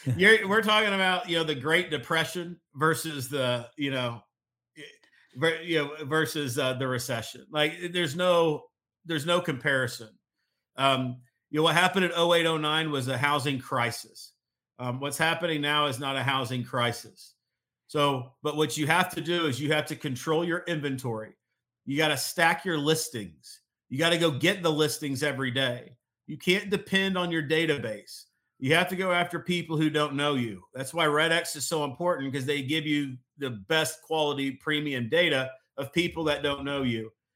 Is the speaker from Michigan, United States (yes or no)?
no; Missouri, United States; moved away as an adult; move back to my hometown of Missouri